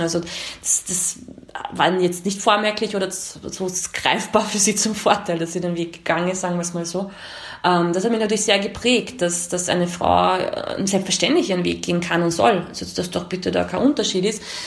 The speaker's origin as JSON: {"language": "German", "country": "Austria", "tie": "born or raised there", "also_born_or_lived": "Romania", "said": "ich bin hier geprägt, hier zur Schule gegangen, hier aufgewachsen. Ähm, ich würde mich als Österreicherin sehen"}